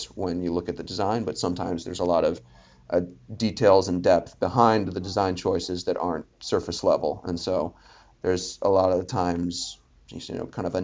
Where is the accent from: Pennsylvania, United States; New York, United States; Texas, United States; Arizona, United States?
Pennsylvania, United States; Philadelphia; moved away; also born or lived in Boston; I was from Philly